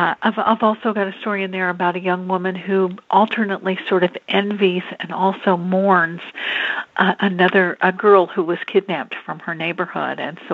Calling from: Louisville, Kentucky, United States; I'm calling in from Louisville, Kentucky.

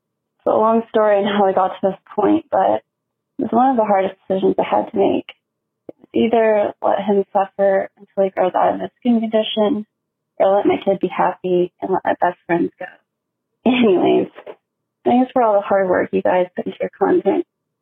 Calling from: Fort Worth, Texas, United States; Hey guys. … from Fort Worth, Texas.

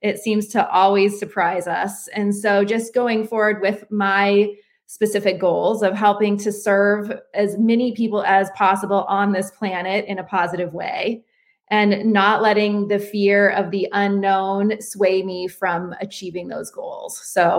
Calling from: Asheville, North Carolina, United States; I'm calling from Asheville, North Carolina.

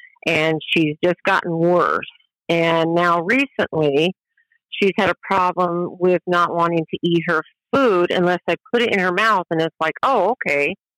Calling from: Davis, Illinois, United States; I'm calling from Davis, Illinois.

